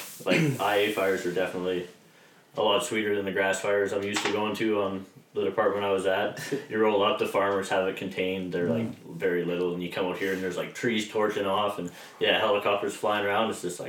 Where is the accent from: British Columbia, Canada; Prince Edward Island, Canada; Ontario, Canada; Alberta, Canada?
Alberta, Canada; Castor; Castor, Alberta.